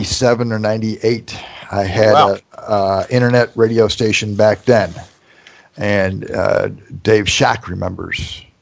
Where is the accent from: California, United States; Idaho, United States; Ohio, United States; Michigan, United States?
Ohio, United States; Toledo; also born or lived in Sedona, Arizona; I was born, to the best of my knowledge, I was born in Toledo and raised here. And then I moved. I've been all over the country. I've done time in Sedona.